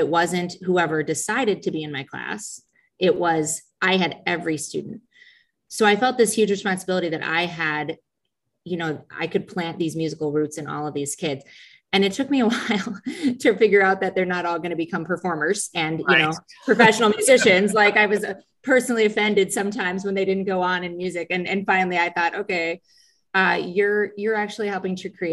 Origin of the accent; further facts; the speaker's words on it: Sycamore, Illinois, United States; now in DeKalb, United States; We grew up in Sycamore, but have actually lived in DeKalb since 2002.